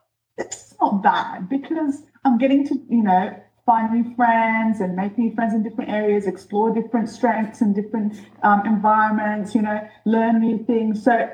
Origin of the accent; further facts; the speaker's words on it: New Zealand; also born or lived in Egypt; I grew up, I was born in Egypt, and then we moved when I was 10 to New Zealand. So that's the first biggest change of my life. And then from then, I moved about 4 schools in New Zealand.